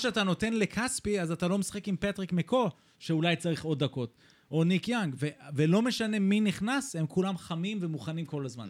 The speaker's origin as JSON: {"language": "Hebrew", "country": "Israel", "also_born_or_lived": "East Lansing, Michigan, US (born)", "said": "אני ישראלי כמובן"}